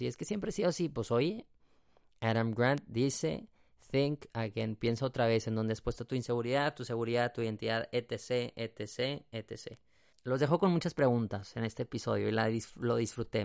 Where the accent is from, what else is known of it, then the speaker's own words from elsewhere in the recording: San Pedro Garza García, Nuevo León, Mexico; Yo soy de Monterrey, Nuevo León, México, y en específico de un municipio que se llama San Pedro